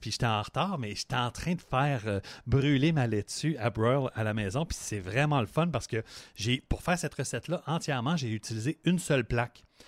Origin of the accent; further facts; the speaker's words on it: Montreal, Quebec, Canada; je viens de Montréal, fait que ma tourtière, c'est une tourtière euh, de Montréal